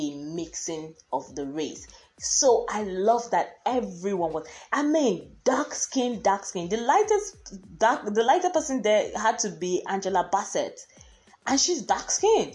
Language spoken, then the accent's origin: English; Nigeria; I am Nigerian